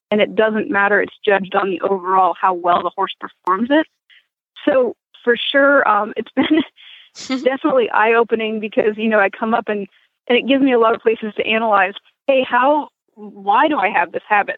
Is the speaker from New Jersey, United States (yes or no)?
no; Maine, United States; moved away; I grew up in Maine